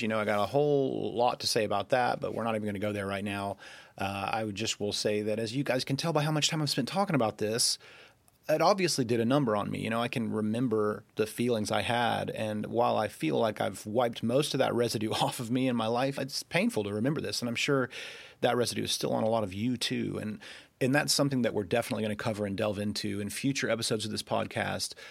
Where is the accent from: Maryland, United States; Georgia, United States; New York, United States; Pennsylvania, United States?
Georgia, United States; Rome; accent: Southern; you can probably detect a little bit of a Southern accent. That's because I was born and raised in Georgia.